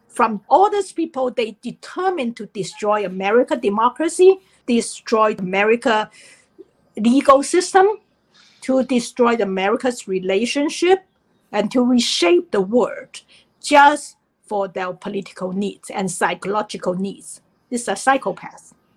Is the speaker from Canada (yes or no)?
no; China; now in United States